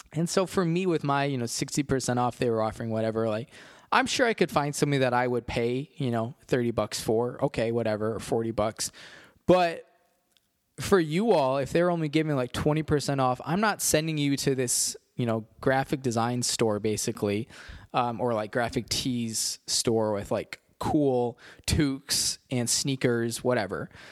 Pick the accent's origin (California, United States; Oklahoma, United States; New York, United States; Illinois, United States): Illinois, United States; Chicago; I was from Chicago